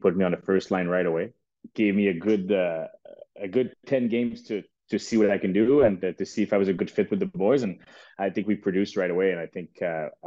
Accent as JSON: {"language": "English", "country": "Canada", "said": "I'm from Canada"}